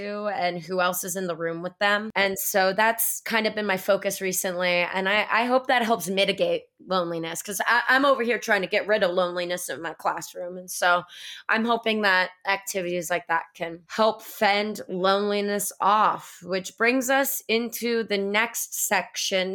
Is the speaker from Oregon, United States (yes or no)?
no; Florida, United States; I'm from Florida